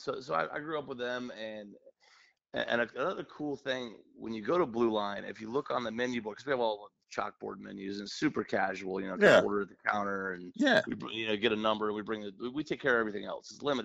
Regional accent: San Francisco Bay Area, California, United States; now in Metairie, United States; I'm from the West Coast. I grew up in the Bay Area, San Francisco Bay Area. Mm-hmm. But I was raised by my grandparents, who were from Alabama.

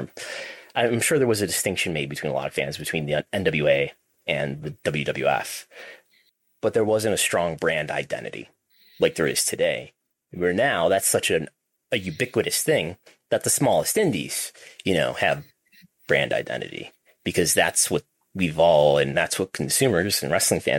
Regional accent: Buffalo, New York, United States; We're from Buffalo.

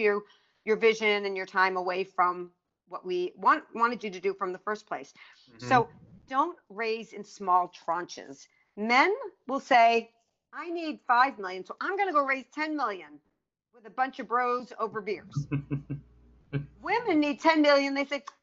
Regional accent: East Coast, United States; now in California, United States; I'm from the East Coast

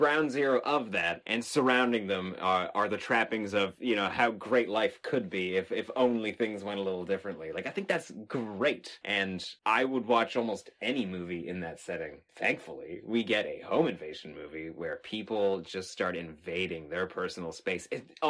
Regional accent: Texas, United States; And I remember growing up in Texas in an area where you could go outside in the middle of the night and scream, and nobody would hear it.

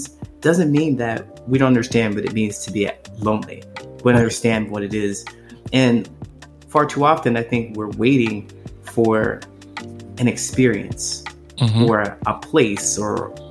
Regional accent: Ohio, United States; moved away as an adult; now in Chicago, United States; I grew up in that town. And when I left the town

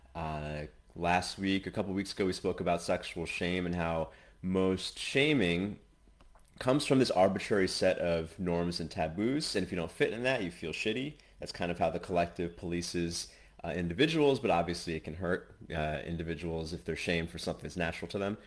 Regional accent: United States; moved away as an adult; now in Asia; I'm American, but I'm currently in Asia

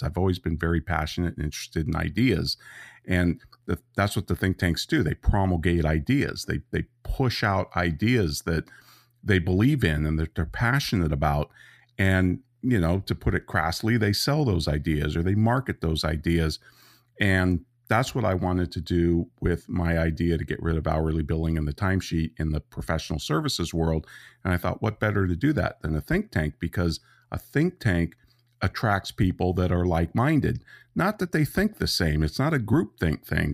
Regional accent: Santa Rosa, California, United States; also born or lived in Petaluma, California; I grew up in Santa Rosa, California

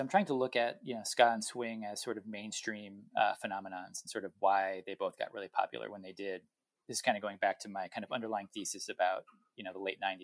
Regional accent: New England, United States; I'm from New England

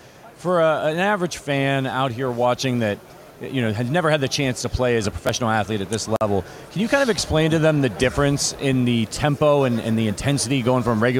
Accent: Youngstown, Ohio, United States; You and I are both from Northeast Ohio. I was born in Youngstown.

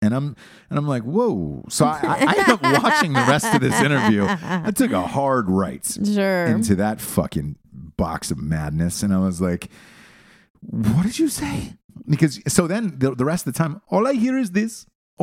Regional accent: Georgia, United States; a lot of people ask me why I don't have a Southern accent because I grew up in Georgia my entire life.

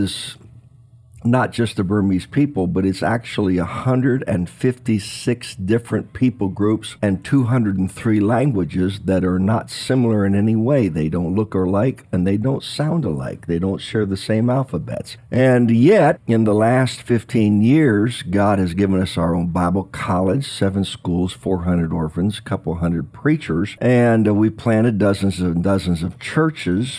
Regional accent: Washington, District of Columbia, United States; I was born in Washington, D.C.

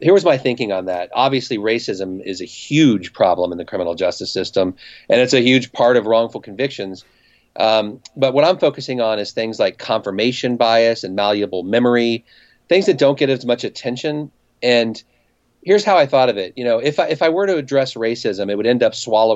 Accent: Cincinnati, Ohio, United States; moved away as an adult; also born or lived in New York City; I'm from Cincinnati

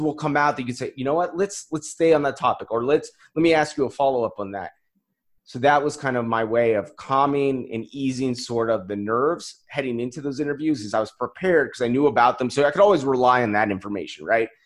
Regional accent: Colorado, United States; moved away as an adult; also born or lived in Kansas; I grew up in, in Colorado

